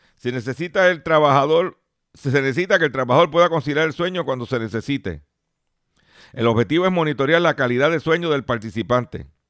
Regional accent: Lares, Puerto Rico; Mi pueblo de Lares

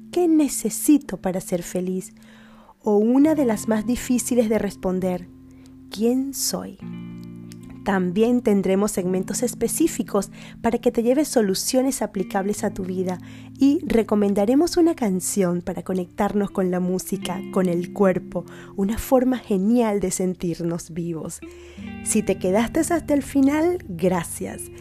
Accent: Venezuela; now in Spain

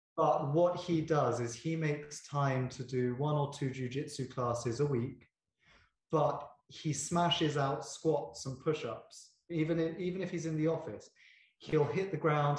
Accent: United Kingdom; I'm very British

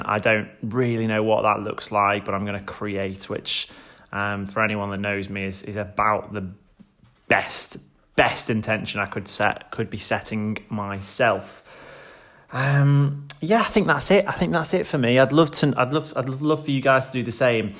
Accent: Stoke-on-Trent, West Midlands, United Kingdom; my hometown in Stoke-on-Trent

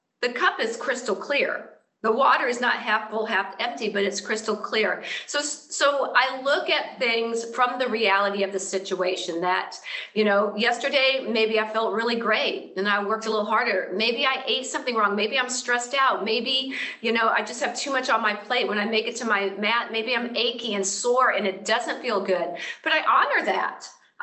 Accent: Florida, United States; now in Southern California, United States; I'm from Florida

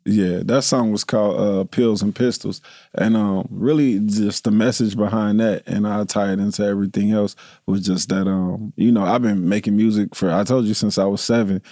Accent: Dayton, Ohio, United States; I'm, I'm, I'm from Dayton

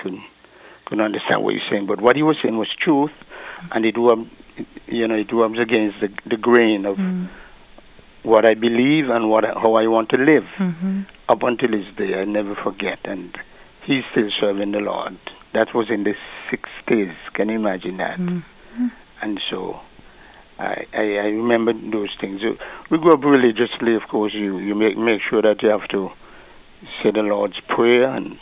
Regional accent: English Harbour, Saint Paul, Antigua & Barbuda; also born or lived in Bethesda, Antigua; At the age of 13, we left Bethesda and reside most of my life in English Harbor, where my parents actually are from. I attended the Bethesda Primary School until I moved over to English Harbor, and I attended Pilgrim High School

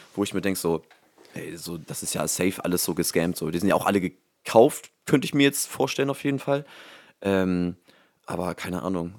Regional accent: Germany; also born or lived in Hamburg; in Hamburg bin ich geboren, aber halt auch dann direkt ähm, jetzt hier, wo ich jetzt wohne, auch ähm, direkt dann auch groß geworden

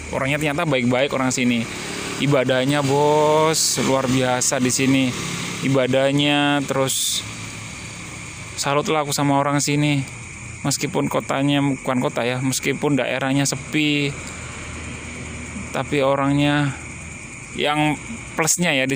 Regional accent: Gresik, East Java, Indonesia; now in Rantau, Indonesia; Saya dari Jawa Timur, Kota Gresik, Surabaya, tiba-tiba harus ke Kalimantan, Banjarmasin, apalagi di Kabupaten Tapin.

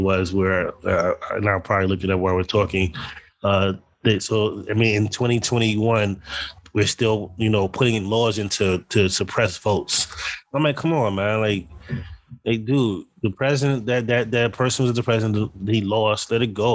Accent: United States; I felt embarrassed as an American.

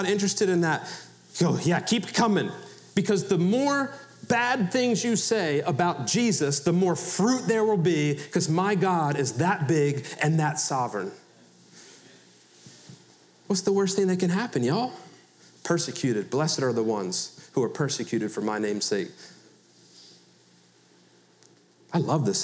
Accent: Philadelphia, Pennsylvania, United States; I'm from Philadelphia

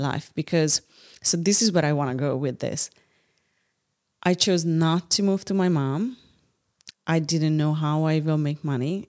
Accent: Hungary; English is a second language; also born or lived in San Francisco

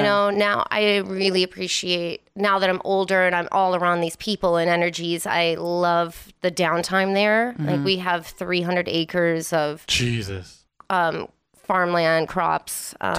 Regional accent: Wisconsin, United States; now in Las Vegas, United States; Yeah, I'm originally from Wisconsin.

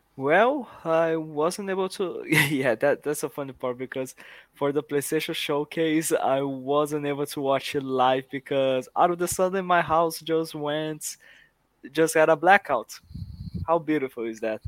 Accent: Brazil; I am from Brazil

